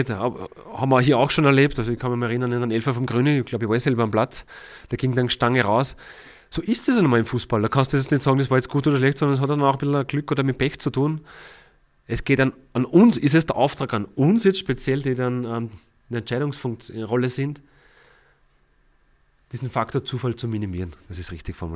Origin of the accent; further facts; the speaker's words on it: Ried im Innkreis, Upper Austria, Austria; Da waren die Rieder zum Beispiel, das ist ja die Heimat, wo ich herkomme, über einen sehr langen Zeitraum eigentlich in der Meistergruppe.